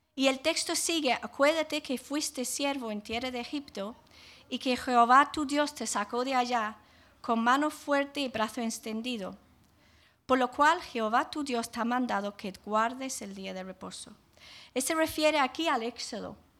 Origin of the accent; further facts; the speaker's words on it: England, United Kingdom; now in Jaén, Spain; cuando era niña en Inglaterra